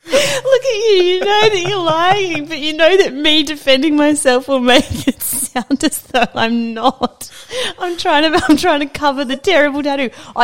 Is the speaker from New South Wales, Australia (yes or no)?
no; Queensland, Australia; I'm a Queenslander.